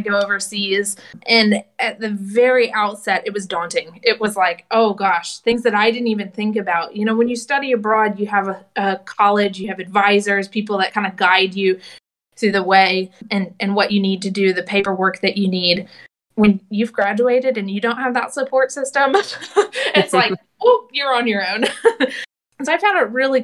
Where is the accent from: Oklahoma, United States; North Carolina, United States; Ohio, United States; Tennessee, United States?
North Carolina, United States; Charlotte; also born or lived in Lynchburg, Virginia / New York; I'm from Charlotte, North Carolina